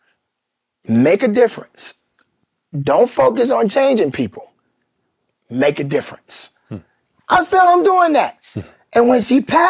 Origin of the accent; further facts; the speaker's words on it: Chicago, Illinois, United States; I'm from Chicago